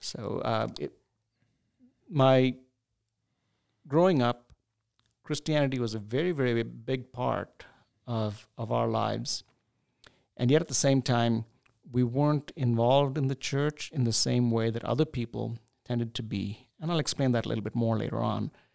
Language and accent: English; Chennai, Tamil Nadu, India; also born or lived in New Delhi, India / Pittsburgh, United States; now in United States; growing up in India, in southern India, in the city of Chennai, which was called Madras at that time